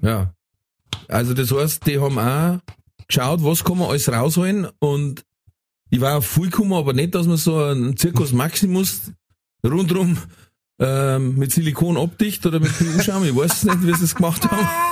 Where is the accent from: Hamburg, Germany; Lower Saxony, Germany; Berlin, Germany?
Lower Saxony, Germany; Emden; now in Bavaria, Germany; ich komm aus Emden